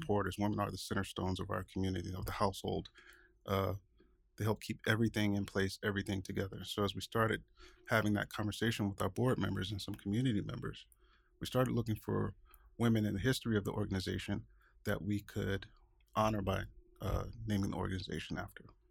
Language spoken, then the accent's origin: English; Augusta, Georgia, United States; moved away as an adult; also born or lived in Atlanta, Georgia; now in Seattle, United States; I'm originally from Augusta, Georgia